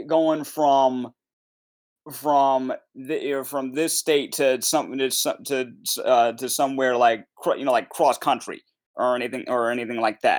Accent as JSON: {"language": "English", "region": "Connecticut", "country": "United States", "said": "we're from Connecticut"}